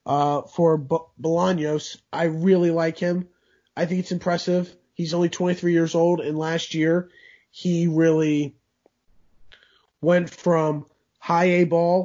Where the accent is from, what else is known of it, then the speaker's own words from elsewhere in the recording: Overland Park, Kansas, United States; I am from Overland Park, Kansas.